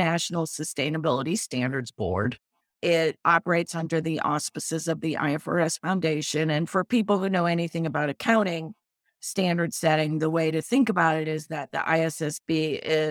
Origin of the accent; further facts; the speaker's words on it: New Orleans, Louisiana, United States; I grew up in New Orleans